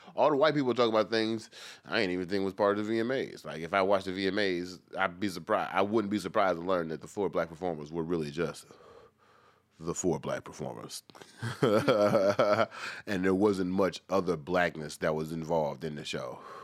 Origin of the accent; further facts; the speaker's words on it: Washington, District of Columbia, United States; I was raised here in a sense.